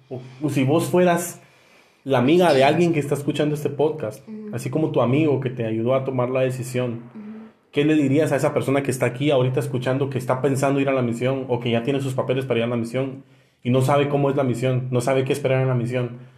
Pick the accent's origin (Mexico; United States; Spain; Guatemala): Guatemala; yo soy de Guate.